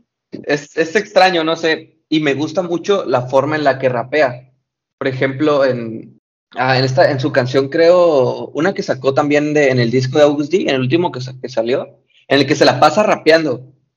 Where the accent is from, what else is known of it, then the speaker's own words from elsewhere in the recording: Mexico; soy de México